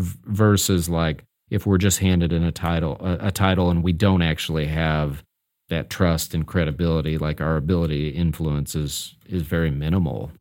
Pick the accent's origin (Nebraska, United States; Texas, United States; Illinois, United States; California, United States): Nebraska, United States; Omaha; moved away; I grew up in Omaha